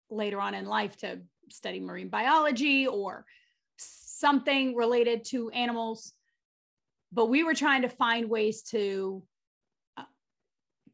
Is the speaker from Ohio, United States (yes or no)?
no; Gardena, California, United States; moved away; also born or lived in Massachusetts; I grew up in a small town south of Inglewood, California. I grew up in Gardena.